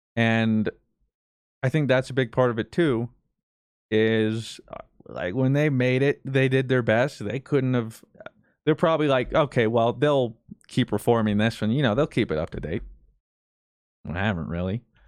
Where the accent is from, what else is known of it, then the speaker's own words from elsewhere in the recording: United States; I'm not proud of being American